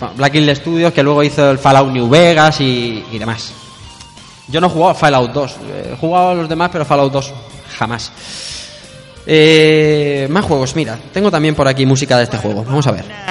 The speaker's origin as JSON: {"language": "Spanish", "town": "Elche", "region": "Valencian Community", "country": "Spain", "said": "yo soy de Elche"}